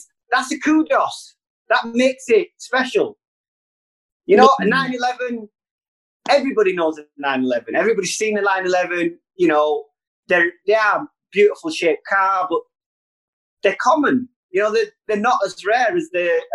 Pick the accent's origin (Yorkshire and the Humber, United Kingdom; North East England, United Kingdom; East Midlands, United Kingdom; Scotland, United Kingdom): Yorkshire and the Humber, United Kingdom; Bradford; it's my hometown